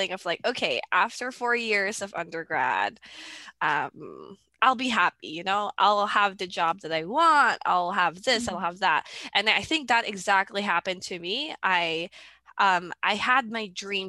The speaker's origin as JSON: {"language": "English", "country": "Philippines", "tie": "born or raised there", "moved": "yes", "lives_now": "Canada", "said": "I grew up in the Philippines."}